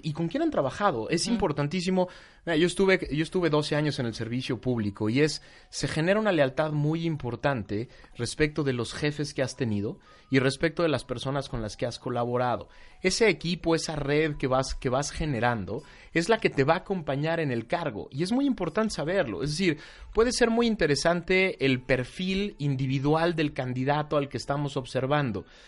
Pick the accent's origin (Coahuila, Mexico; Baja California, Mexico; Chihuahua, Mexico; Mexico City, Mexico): Mexico City, Mexico; como chilango